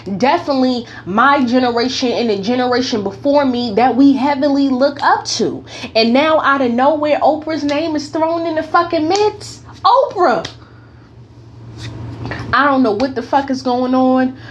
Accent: North New Jersey, United States; now in California, United States; I am from North New Jersey. I now currently live in Cali.

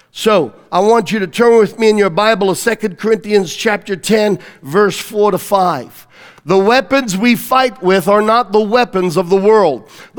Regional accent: Australia; Now, I'm telling you, I grew up in Australia, right? We had a ton of spiders.

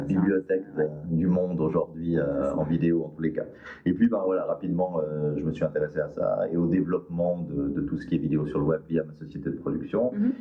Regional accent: Valais, Switzerland; moved away; also born or lived in Lake Geneva region; je suis né en Valais, j'ai des origines valaisannes, parce que tout valaisan précise toujours dès le début

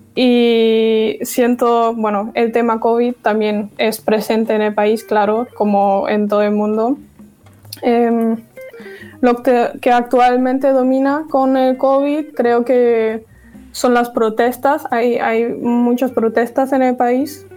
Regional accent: Dortmund, North Rhine-Westphalia, Germany; Spanish is a second language; moved away as an adult; also born or lived in Navarre, Spain; now in Spain; He nacido y crecido en Alemania, en Dortmund

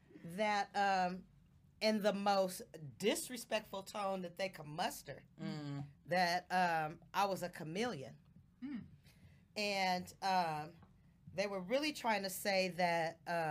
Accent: Oakland, California, United States; I was from Oakland

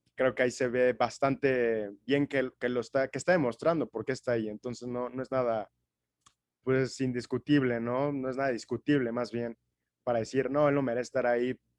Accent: Mexico; yo como, como mexicano

